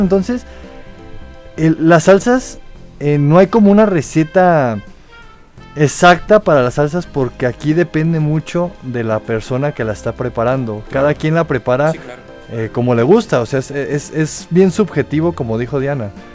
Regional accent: Mexico

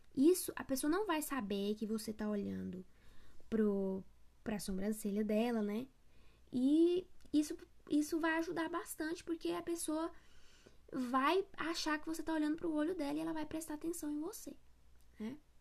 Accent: interior of Goiás, Brazil; eu sou do interior do interior de Goiás

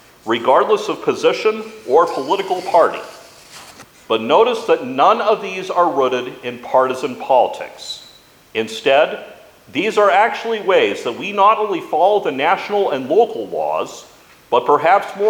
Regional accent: United States; As Americans, And especially as American Christians

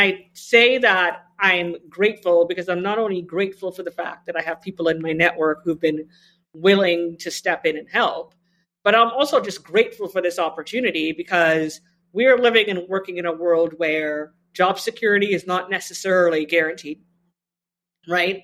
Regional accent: Trinidad & Tobago; moved away; I grew up with two parents who were health equity pioneers in my home country of Trinidad and Tobago

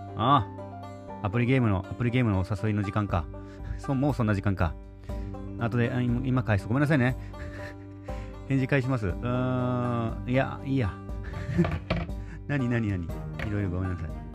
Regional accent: Nago, Okinawa, Japan; 僕の地元名護のね、宮里そばと21世紀のビーチですね

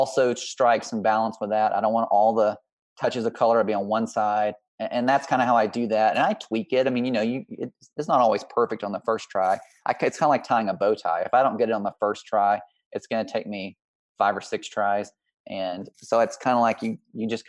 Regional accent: Mississippi, United States; also born or lived in Texas; now in Midwest, United States; I'm from Mississippi originally, so I'm influenced by, you know, growing up in the South

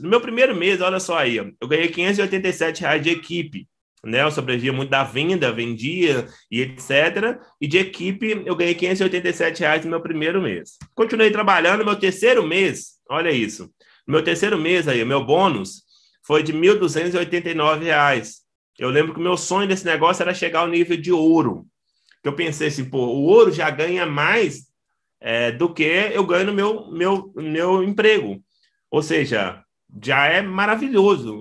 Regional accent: Belo Horizonte, Minas Gerais, Brazil; Sou nascido e criado em uma favela chamada Vila Canaã, em Belo Horizonte, Minas Gerais. Sou mineirinho

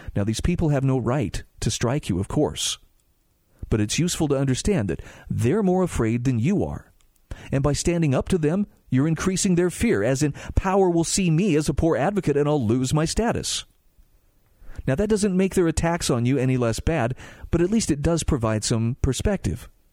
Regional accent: Utah, United States; my home state of Utah

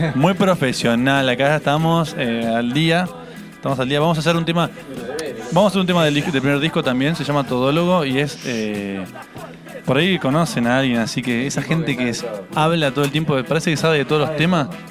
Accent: Puerto Madryn, Chubut, Argentina; soy de Puerto Madryn, soy bien

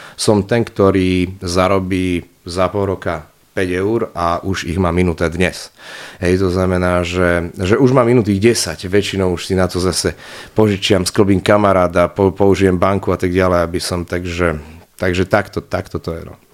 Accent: Nitra, Nitra Region, Slovakia; Ja som z Nitry viac menej, z okolia Nitry

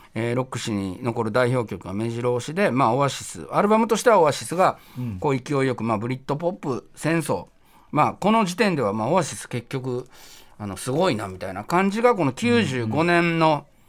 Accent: Kyoto, Japan; moved away as an adult; now in Tokyo, Japan; 僕は大学に上京したんですけれども入るために京都から上京した

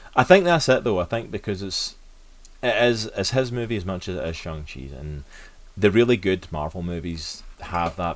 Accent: Scotland, United Kingdom; I am from Scotland

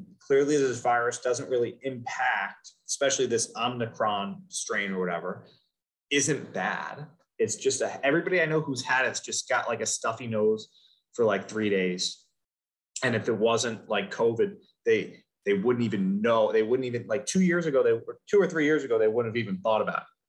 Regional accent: United States; we're American

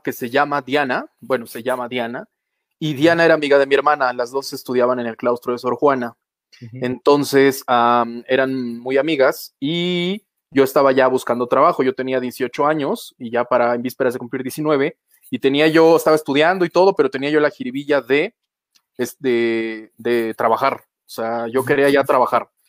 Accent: Jarocho, Veracruz, Mexico; now in Mexico City, Mexico; yo como buen jarocho, pues café desde que nací

